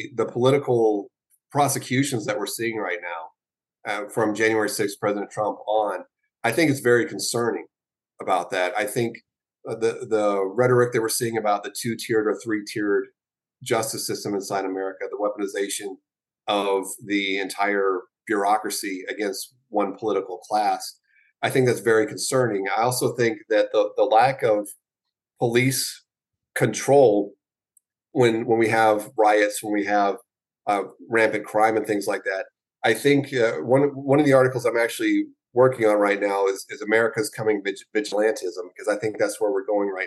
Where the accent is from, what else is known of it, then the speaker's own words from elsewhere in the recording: the South, United States; I was born in the South